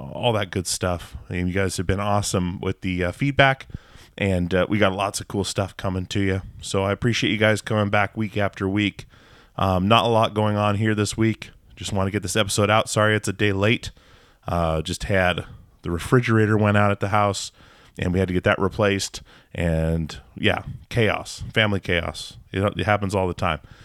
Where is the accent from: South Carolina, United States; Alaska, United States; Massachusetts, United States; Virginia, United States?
Alaska, United States; moved away as an adult; now in Portland, United States; i grew up in alaska yeah. moved out when i was 18 moved to portland i've been in portland ever since